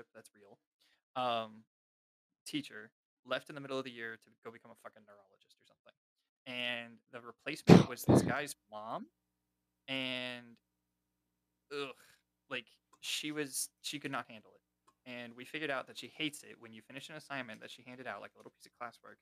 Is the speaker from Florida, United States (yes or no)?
yes; Jacksonville, Florida, United States; I'm from Jacksonville